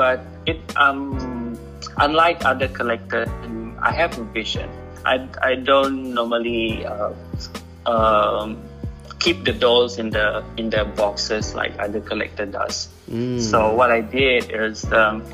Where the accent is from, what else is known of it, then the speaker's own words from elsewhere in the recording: Sarawak, Malaysia; now in Kuala Lumpur, Malaysia; from Cebu, Sarawak